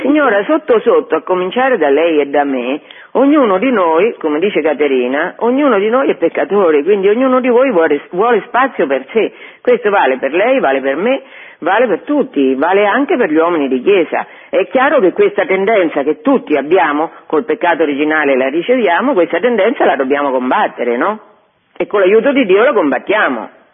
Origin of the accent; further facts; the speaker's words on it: Fabriano, Marche, Italy; Io eh, sono di Fabriano, le, le generazioni che mi hanno preceduto, dei miei parenti, vivevano a Fabriano, che è Marche